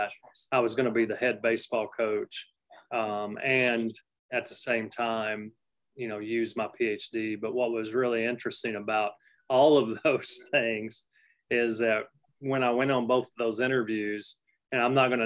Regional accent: Cookeville, Tennessee, United States; moved away as an adult; also born or lived in Grosse Pointe, Michigan; now in College Station, United States; That's where I'm from, Cookeville, Tennessee. Very proud

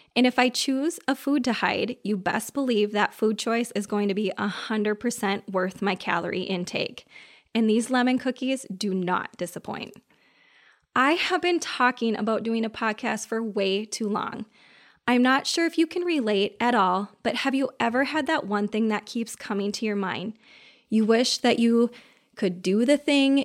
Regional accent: Minnesota, United States; I'm from Minnesota

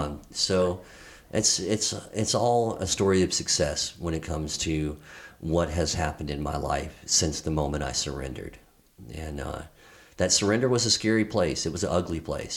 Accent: Georgia, United States; moved away as an adult; now in California, United States; I'm from Georgia

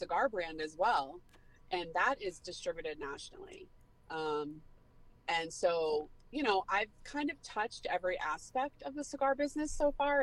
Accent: Pittsburgh, Pennsylvania, United States; moved away as an adult; also born or lived in New Hampshire; I'm from Pittsburgh, PA, born and raised.

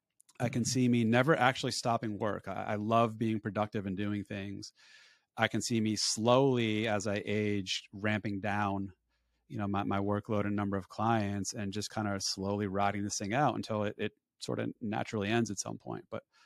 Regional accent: Northeast, United States; So born and raised in the Northeast, I'm over winter.

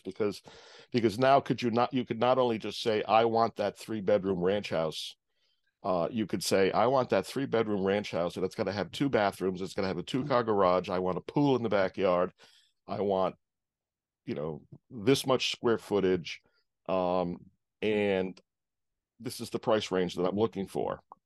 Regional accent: Providence, Rhode Island, United States; also born or lived in Holden, Massachusetts; my family moved back to Rhode Island when I was about two weeks old

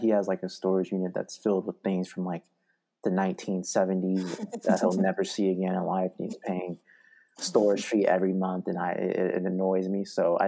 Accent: Oregon, United States; moved away as an adult; also born or lived in Utah; growing up in Oregon, I think I moved houses like 12 times.

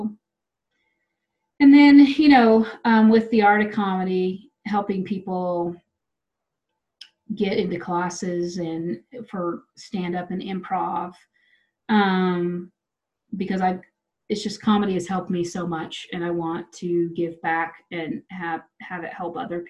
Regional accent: Wichita, Kansas, United States; now in Denver, United States; I'm from Wichita

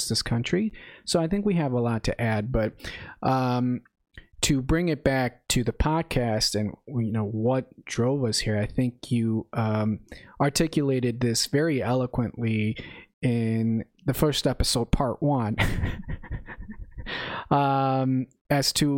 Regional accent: northern suburbs of Chicago, Illinois, United States; moved away as an adult; also born or lived in Zacatecas, Mexico; now in Oklahoma, United States; I immigrated to this country when I was 5 and lived in the northern suburbs of Chicago my entire life

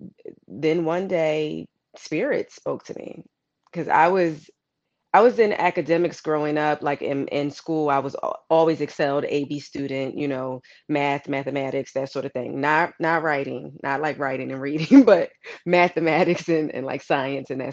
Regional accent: Philadelphia, Pennsylvania, United States; I'm originally from Philadelphia, Pennsylvania, like you said, Illadel. We always rep our city

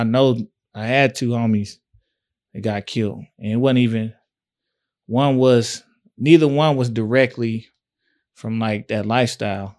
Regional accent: Tyler, Texas, United States; also born or lived in Fort Worth; I'm from West Side, West Tyler

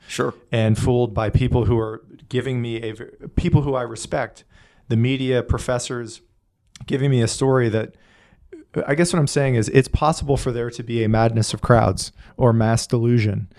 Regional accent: Northeast, United States; I grew up in the Northeast

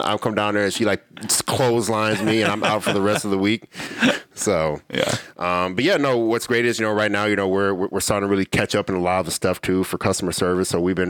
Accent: Illinois, United States; moved away; I'm from Illinois.

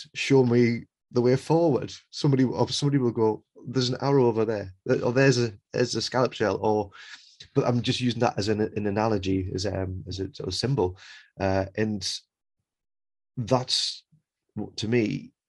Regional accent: England, United Kingdom; I'm from England

